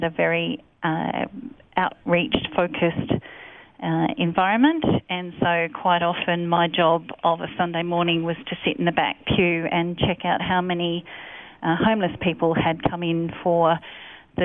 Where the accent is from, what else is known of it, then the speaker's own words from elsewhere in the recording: Sydney, New South Wales, Australia; I was born in Hornsby Hospital and raised by my parents in Pennant Hills in New South Wales, a suburb